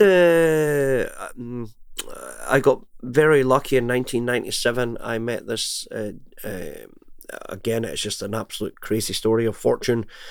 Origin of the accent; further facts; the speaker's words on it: Glenrothes, Scotland, United Kingdom; moved away as an adult; also born or lived in Hanover, Germany / Canada / United States; now in Warsaw, Poland; And then we went back to the UK, and then I, I grew up my whole life in Scotland.